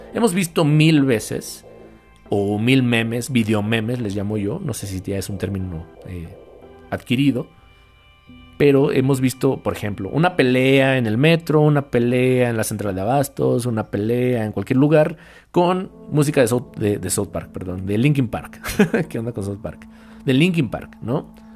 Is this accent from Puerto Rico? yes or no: no; Mexico; aquí en mi país, reitero, aquí en México